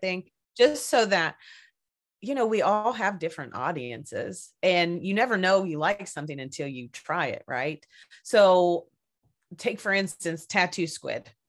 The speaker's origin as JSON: {"language": "English", "region": "Kentucky", "country": "United States", "tie": "born or raised there", "also_born_or_lived": "Seattle area", "moved": "yes", "lives_now": "Seattle, United States", "said": "originally I am from Kentucky, and uh, I I grew up on a little middle of nowhere place"}